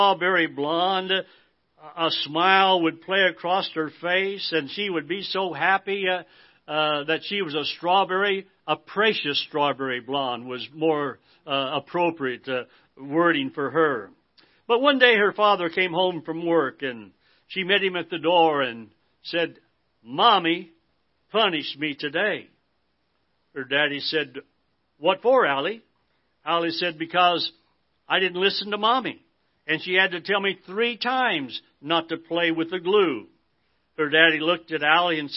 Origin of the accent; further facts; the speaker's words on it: Idaho, United States; As a young boy growing up in Idaho